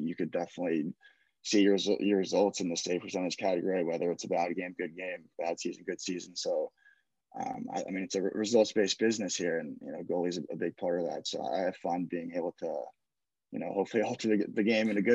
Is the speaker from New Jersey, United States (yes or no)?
yes; Ridgewood, New Jersey, United States; I'm from Ridgewood, New Jersey, born and raised